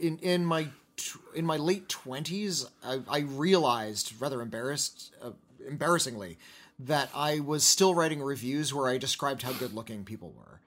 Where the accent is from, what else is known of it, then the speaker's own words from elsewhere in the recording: United States; we are from the United States